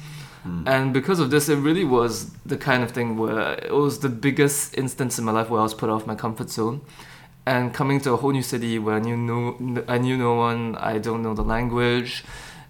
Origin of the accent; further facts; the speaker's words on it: Singapore; moved away as an adult; I'm coming from Singapore